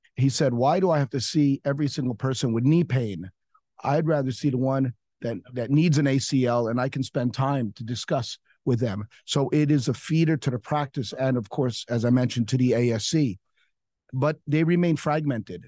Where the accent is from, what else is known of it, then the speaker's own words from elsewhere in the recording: New York City, New York, United States; now in Miami, United States; I'm a New Yorker